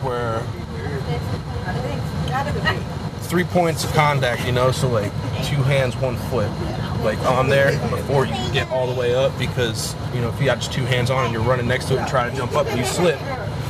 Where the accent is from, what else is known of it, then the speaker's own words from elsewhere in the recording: Newark, New Jersey, United States; moved away as an adult; also born or lived in Philadelphia; I grew up in Newark, New Jersey, and it's not really a good place